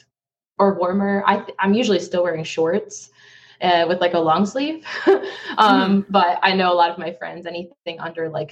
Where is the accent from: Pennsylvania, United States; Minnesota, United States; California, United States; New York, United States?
New York, United States; Buffalo; moved away as an adult; now in Dallas, United States; I'm actually originally from Buffalo, New York. So I am from the Eastern time zone. It's where I was born and raised